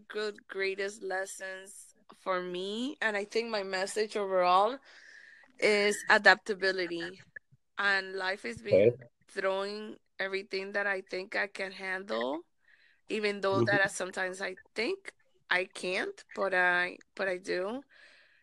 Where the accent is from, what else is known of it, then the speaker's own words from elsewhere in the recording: Panama; also born or lived in Miami, United States / South America; now in Los Angeles, United States; I came from Miami. I'm originally from Panama. I speak Spanish